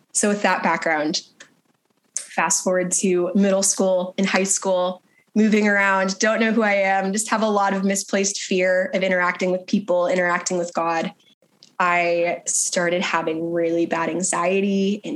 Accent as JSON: {"language": "English", "region": "Texas", "country": "United States", "tie": "born or raised there", "said": "I grew up in Texas for the most part"}